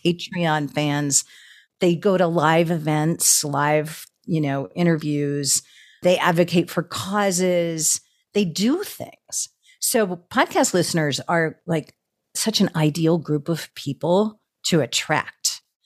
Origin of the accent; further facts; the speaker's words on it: outside of Boston, Massachusetts, United States; moved away as an adult; also born or lived in Austin, Texas; I grew up outside of Boston